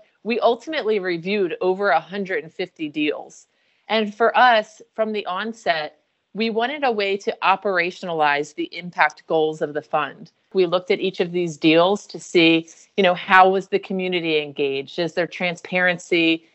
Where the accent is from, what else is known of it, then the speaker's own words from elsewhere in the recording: Philadelphia, Pennsylvania, United States; One is in Philadelphia, which is my hometown